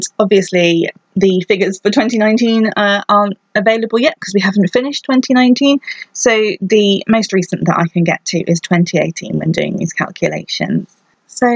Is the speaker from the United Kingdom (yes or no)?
yes; United Kingdom; I'm British